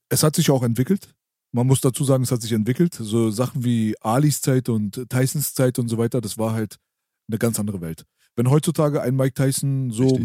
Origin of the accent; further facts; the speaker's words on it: Berlin, Germany; bei uns in der Naunin-Ritze da, äh, in unserem Jugendzentrum